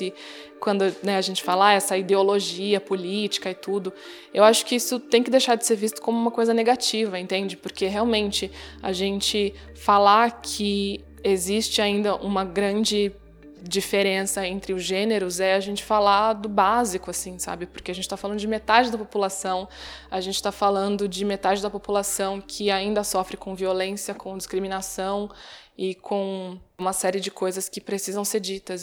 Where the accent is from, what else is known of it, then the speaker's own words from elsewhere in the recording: Brazil; Nasci no Brasil, numa cidade do interior